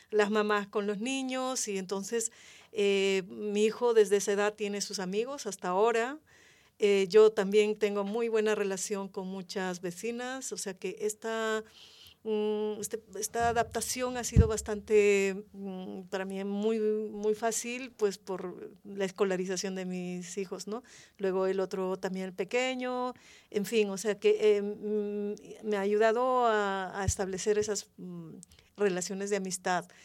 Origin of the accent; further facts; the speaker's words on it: Andean region, Peru; now in Madrid, Spain; en mi país también es tan extenso, yo soy de la región andina y claro, esto también hace que, no todos los peruanos, peruanas, eh, eh, digamos, provenimos del mismo lugar. Mm, al mismo tiempo también pertenezco a Madrid, ¿no? O sea, me siento madrileña.